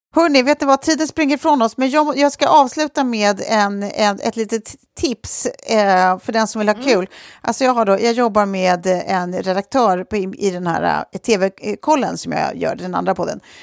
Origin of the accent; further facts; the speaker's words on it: Lidingö, Stockholm County, Sweden; bor på Lidingö där vi är uppvuxna, jag och Sofie